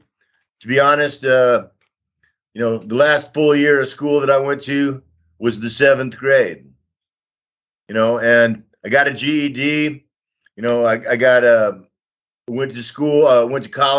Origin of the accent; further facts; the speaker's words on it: Austin, Texas, United States; moved away as an adult; also born or lived in Germany; now in Donbas, Ukraine; I was born in Austin, Texas in 1960.